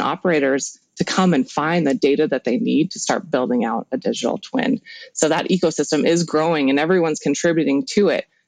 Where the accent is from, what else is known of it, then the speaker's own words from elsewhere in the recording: Helena, Montana, United States; I grew up actually in Helena, Montana, so kind of in the middle of nowhere